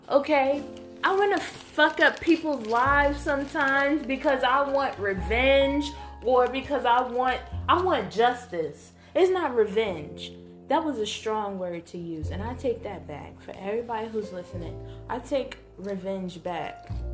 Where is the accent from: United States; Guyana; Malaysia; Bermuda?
United States; me being an American